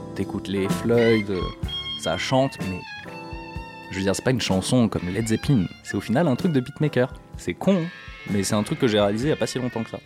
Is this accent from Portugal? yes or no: no; Morocco; moved away; also born or lived in south of France; j'ai grandi au Maroc